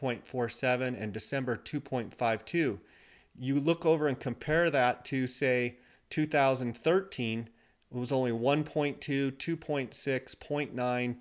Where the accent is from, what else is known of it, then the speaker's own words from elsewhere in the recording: Arizona, United States; Arizona, my home state